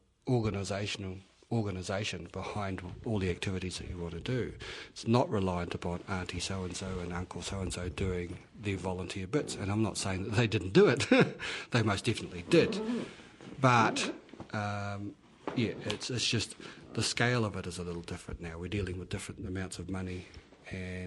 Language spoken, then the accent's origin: English; Kaikoura, Canterbury, New Zealand; I'm from Kaikoura